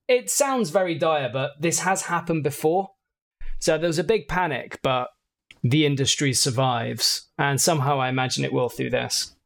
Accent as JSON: {"language": "English", "country": "United Kingdom", "said": "being British"}